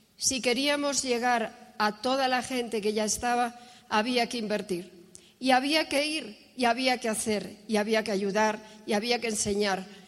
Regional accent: Asturias, Spain; now in Argentina; Nací en España, en Asturias, hija de un militar

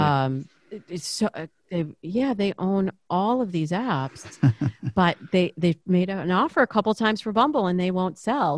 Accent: Lansing, Michigan, United States; now in Los Angeles, United States; I grew up in this very, very kind of waspy suburb of, uh, of Lansing, which is, uh, the cap, capital, you know, the capital city.

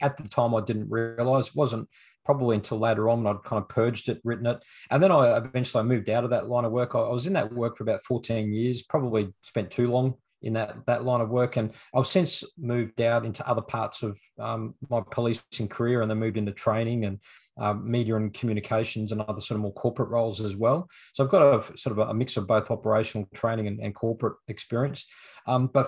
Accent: Toowoomba, Queensland, Australia; now in Brisbane, Australia; I live in Brisbane, born and bred in Queensland. I was actually born and raised in the city of Toowoomba.

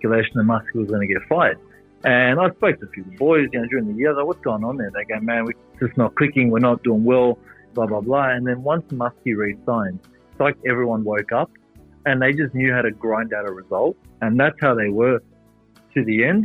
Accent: Sydney, New South Wales, Australia; moved away as an adult; also born or lived in Melbourne; I'm from Western Sydney, which made it even better for my family. They get to see me more in the area, just it's where I was born and raised

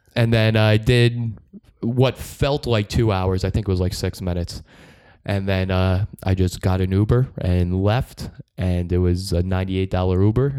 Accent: Long Island, New York, United States; I'm from Long Island.

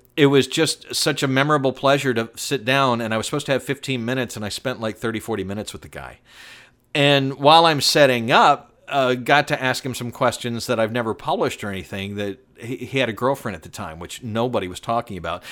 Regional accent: the South, United States; I was raised in the South

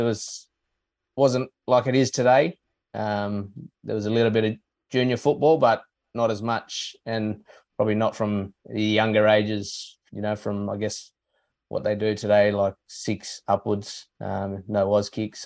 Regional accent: Broome, Western Australia, Australia; it was growing up in Broome

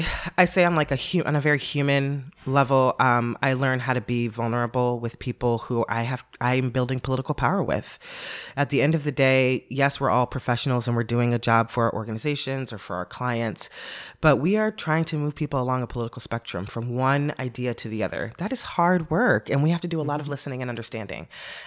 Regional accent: Los Angeles, California, United States; I come from Los Angeles, a very liberal, progressive place, to Baton Rouge, Louisiana

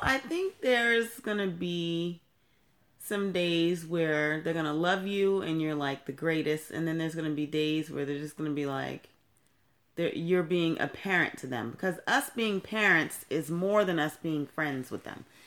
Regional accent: Temple Hills, Maryland, United States; also born or lived in Brooklyn, New York; when I was 11 years old, my mother moved us here to Maryland

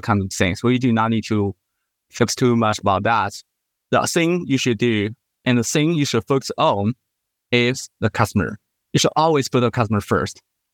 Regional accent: China; also born or lived in Singapore; I was originally from China, but I did my school in Singapore.

